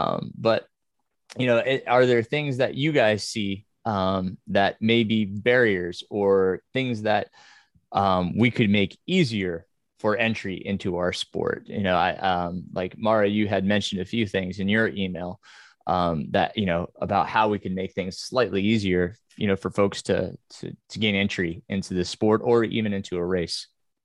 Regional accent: New York, United States; now in US South; I grew up in New York, where, you know, my school was as diverse as it could be, right?

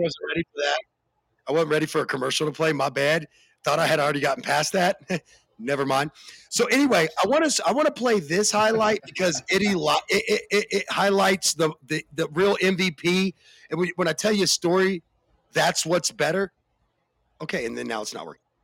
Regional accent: the South, United States; I'm from the South

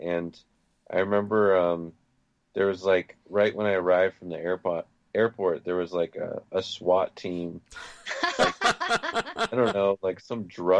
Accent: Nottingham, New Hampshire, United States; now in Los Angeles, United States; I grew up in New Hampshire. It's pretty slow paced there, so. And I grew up in the woods in a log cabin.

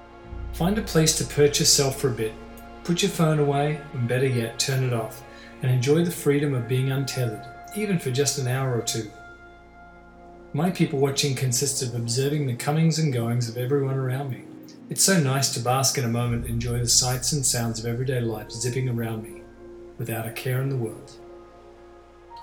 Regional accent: Australia; moved away as an adult; now in Toronto, Canada; I'm Australian and grew up there, I've lived in Toronto for many years now.

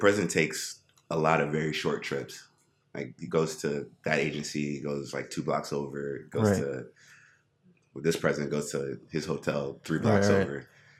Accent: Alexandria, Virginia, United States; growing up in Alexandria

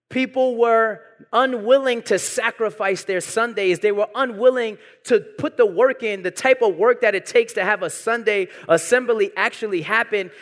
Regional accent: New York City, New York, United States; I was born and raised in Brooklyn

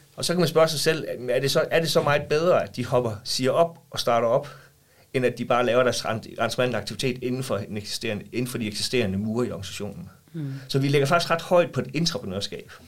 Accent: Vejle, Southern Denmark, Denmark; jeg er opvokset i Vejle, og jeg bor i Vejle i dag

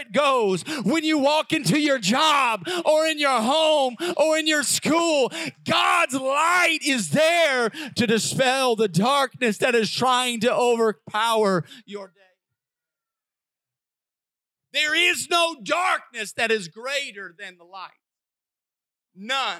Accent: Southern Illinois, United States; Growing up in Southern Illinois

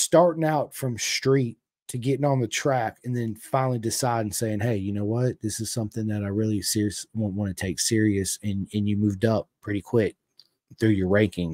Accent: United States; I'm American. We're here in America.

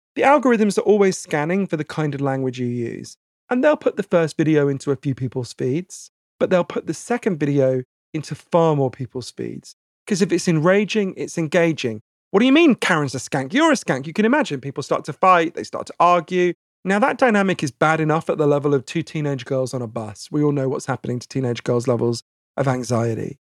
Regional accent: United Kingdom; accent: posh; I'm British

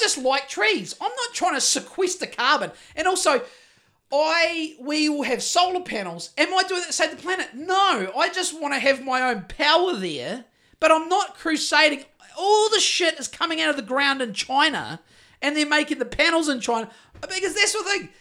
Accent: Greymouth, West Coast, New Zealand; Growing up in Greymouth in the fucking early eighties

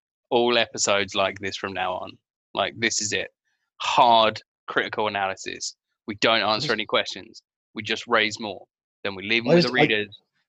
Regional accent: England, United Kingdom; Listen, I'm English.

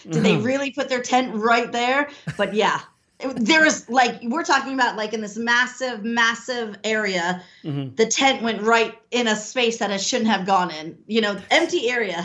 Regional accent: United States; I'm American

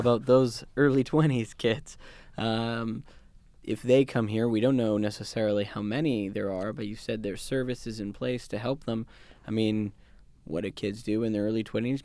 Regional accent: Vancouver, British Columbia, Canada; now in London, Canada; I'm from Vancouver

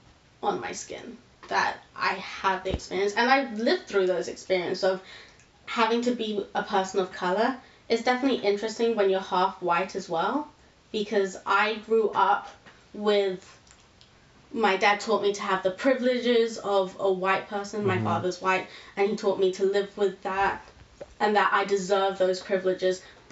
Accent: India; I'll find a group of Indian people who will completely accept the fact that I'm Indian.

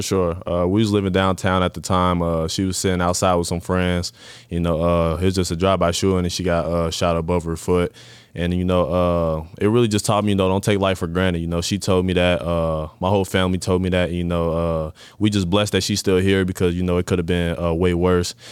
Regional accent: Cincinnati, Ohio, United States; I was born and raised in Cincinnati, Ohio

